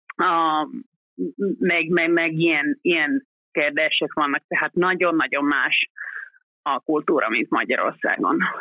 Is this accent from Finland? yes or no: yes; Karelia, Finland; Hungarian is a second language; én magam is a határ közeli Kareliában nőttem fel